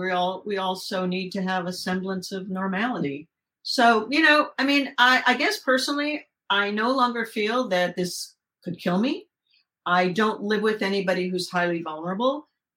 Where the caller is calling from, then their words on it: Southern California, United States; I'm calling from Southern California.